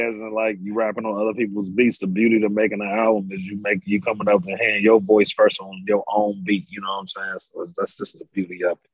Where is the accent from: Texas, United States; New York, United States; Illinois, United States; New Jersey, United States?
New York, United States; I'm from New York